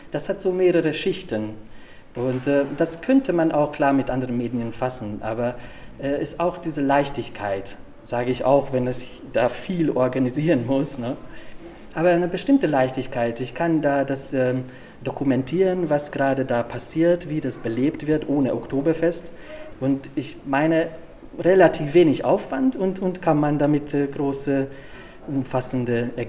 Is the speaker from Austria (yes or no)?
no; Hungary; now in Munich, Germany; Äh, ich stamme aus Ungarn, ich fahre gerne zum Plattensee, äh, Budapest und ähm, es ist sehr schön hier.